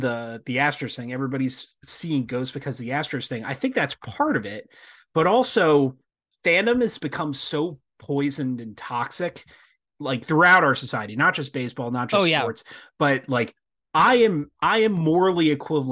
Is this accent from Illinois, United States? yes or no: no; Pine Barrens, New Jersey, United States; I grew up in the Pine Barrens